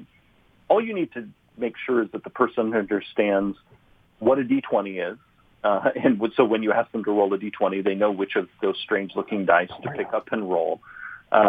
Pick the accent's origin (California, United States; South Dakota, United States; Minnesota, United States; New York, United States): California, United States; San Luis Obispo; I grew up in San Luis Obispo, California, which is, you know, a relatively small university town.